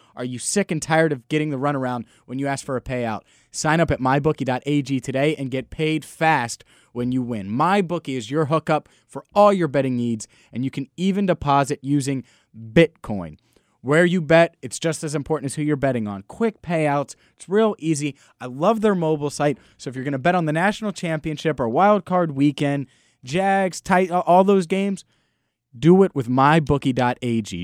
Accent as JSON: {"language": "English", "town": "Cincinnati", "region": "Ohio", "country": "United States", "tie": "born or raised there", "said": "I grew up in Cincinnati my entire life"}